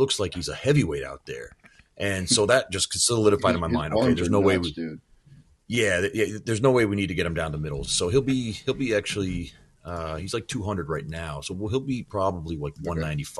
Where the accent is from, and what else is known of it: Shelburne, Vermont, United States